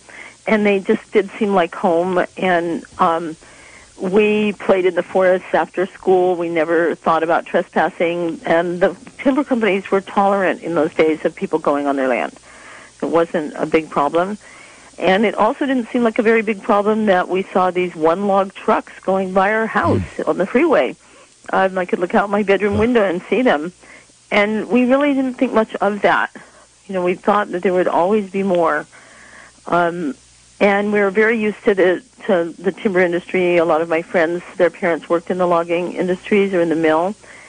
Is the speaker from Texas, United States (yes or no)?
yes; Texas, United States; also born or lived in England / Iowa / Kansas / California; I was born in England and came to the States after World War II, right after it. And then we moved across the U.S. I grew up in Texas, Iowa, and Kansas, and my world was very flat and full of corn and wheat until we moved out to California